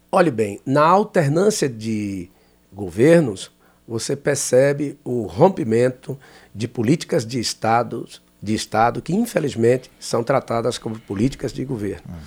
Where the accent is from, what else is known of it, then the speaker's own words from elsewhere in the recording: Bahia, Brazil; eu sou da Bahia